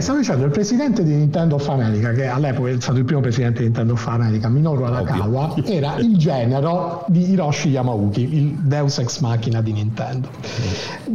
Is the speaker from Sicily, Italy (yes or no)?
no; Apulia, Italy; accent: Apulian dialect; Pugliese in trasferta, no, Pugliese in trasferta questa settimana